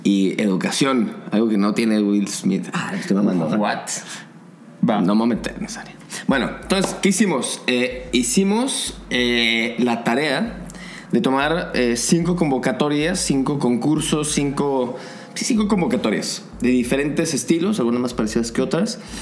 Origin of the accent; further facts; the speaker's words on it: Zapopan, Jalisco, Mexico; yo soy de Zapopan